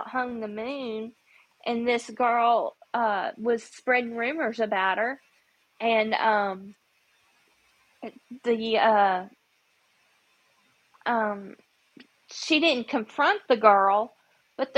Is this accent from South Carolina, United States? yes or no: no; Memphis, Tennessee, United States; now in Mississippi, United States; When I grew up in Memphis, that, you know, kids there are just like, you know, you got to fight for your own